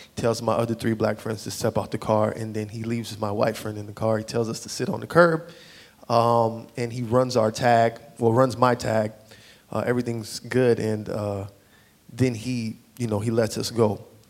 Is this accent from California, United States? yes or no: no; South Florida, United States; moved away; I grew up in South Florida.